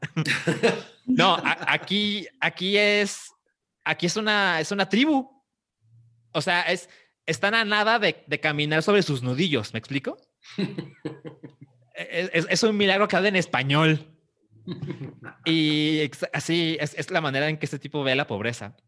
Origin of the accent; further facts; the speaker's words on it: Mexico; como mexicanos